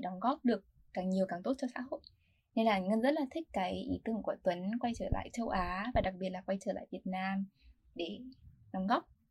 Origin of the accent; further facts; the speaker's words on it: Vietnam; now in United States; mình có background là người Việt Nam và mình là người học sinh học ở Mỹ